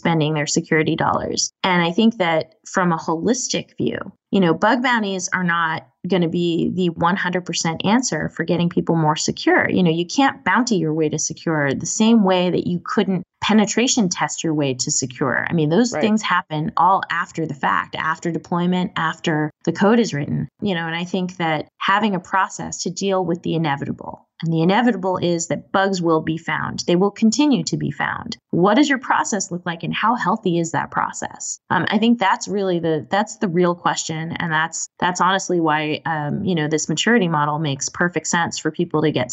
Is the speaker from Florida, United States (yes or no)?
no; Boston, Massachusetts, United States; I'm from Boston and we throw that in the ocean